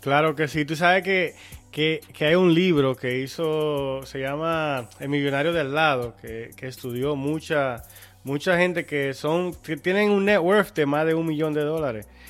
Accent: Dominican Republic; nosotros como dominicanos

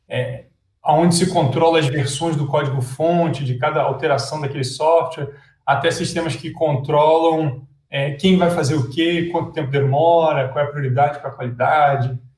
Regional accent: Rio de Janeiro, Brazil; born there; moved away as an adult; Cara, eu é, nasci no Rio, mas é, meu pai da Força Aérea, eu acabei visitando vários, vários lugares, morando em vários lugares no Brasil.

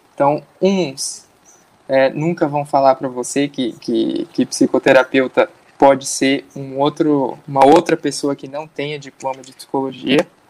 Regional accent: Bahia, Brazil; now in Mato Grosso do Sul, Brazil; eu nasci na Bahia, né? Então eu tô acostumado com calor, mas eu tô morando agora no Mato Grosso do Sul

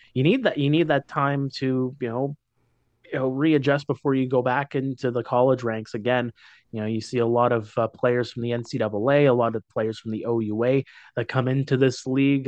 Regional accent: Timmins, Ontario, Canada; moved away as an adult; also born or lived in North Bay, Canada; now in Waterloo Region, Canada; Moved up to my hometown of Timmins

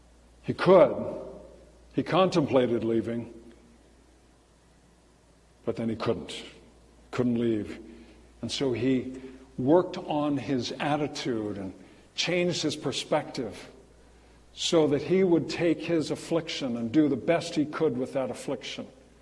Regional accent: California, United States; And I rolled the window down, I called up, I'm from California, why'd you leave?

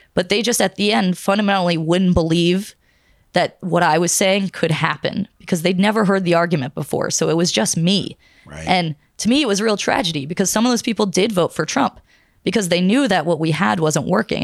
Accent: Pittsburgh, Pennsylvania, United States; I'm from Pittsburgh, Pennsylvania

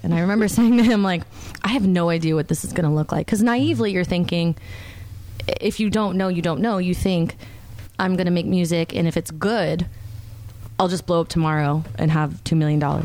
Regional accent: Stamford, Connecticut, United States; moved away as an adult; now in Charlotte, United States; I'm from Connecticut. That's where I grew up. Was in Stamford, Connecticut.

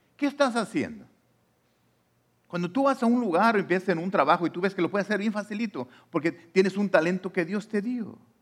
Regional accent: Mexico; now in United States; yo soy mexicano o de la nacionalidad que tú seas, ah, aunque yo esté aquí en Estados Unidos

